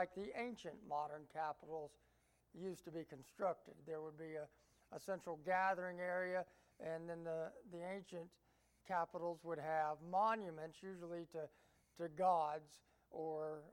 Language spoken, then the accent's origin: English; Appalachia, United States; also born or lived in Georgia; I like to refer myself as an Appalachian American.